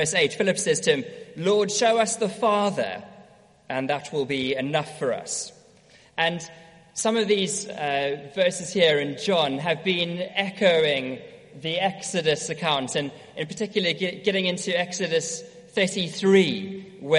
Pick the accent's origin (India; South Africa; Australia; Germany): South Africa; moved away; also born or lived in Edinburgh; growing up in South Africa, used to have my own sailing boat.